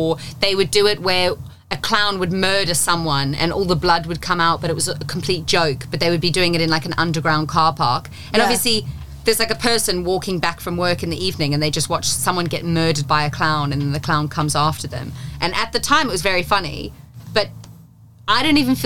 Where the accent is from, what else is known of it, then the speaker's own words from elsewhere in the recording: South Africa; Growing up in South Africa, malaria is a little bit of a bigger topic where I'm from